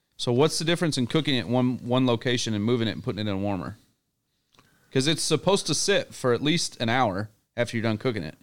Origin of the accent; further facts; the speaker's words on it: Little Rock, Arkansas, United States; I'm from Little Rock